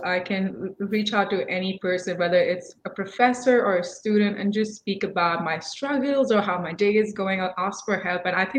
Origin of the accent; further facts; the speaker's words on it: India; moved away as an adult; also born or lived in Philippines; now in United States; Originally, I'm from India, and I moved here 5 years ago to pursue my bachelor's in animal sciences at Purdue.